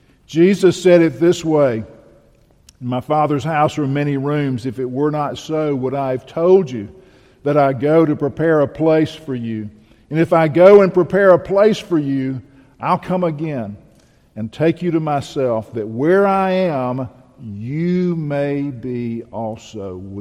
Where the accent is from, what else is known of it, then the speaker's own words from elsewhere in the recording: Bahia, Brazil; I grew up in Bahia.